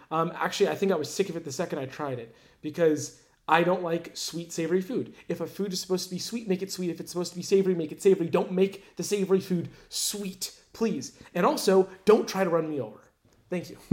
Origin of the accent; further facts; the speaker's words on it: Orlando, Florida, United States; I grew up in Orlando